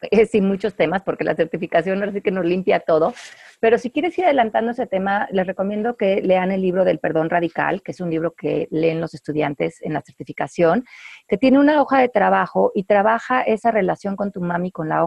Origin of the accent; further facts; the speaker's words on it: Mexico; es que como yo soy mexicana, pues yo no puedo esto.